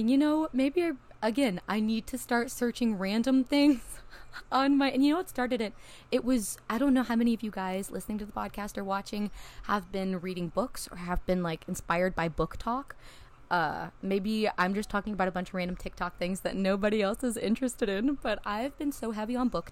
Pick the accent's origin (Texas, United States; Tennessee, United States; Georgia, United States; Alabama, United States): Tennessee, United States; a small town in; now in Nashville, United States; I grew up in a small town in Tennessee. I'm in Nashville now